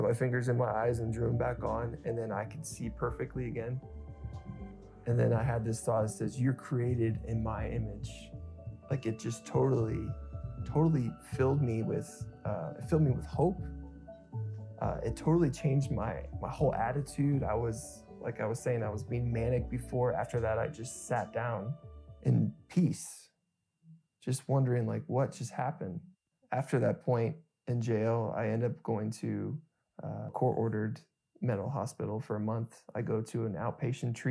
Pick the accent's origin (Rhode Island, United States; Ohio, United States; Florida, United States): Ohio, United States; Springfield; I grew up in Springfield, Ohio